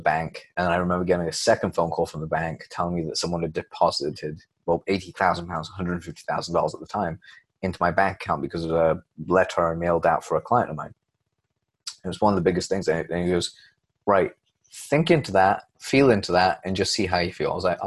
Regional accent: Leicester, East Midlands, United Kingdom; moved away as an adult; also born or lived in London; where I grew up in Leicester

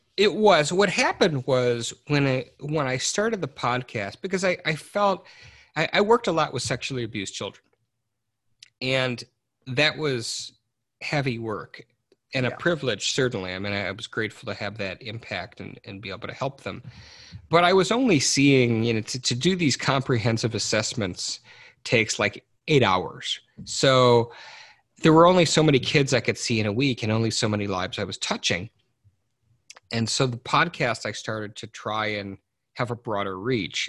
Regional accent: Detroit, Michigan, United States; I grew up in in Detroit Michigan

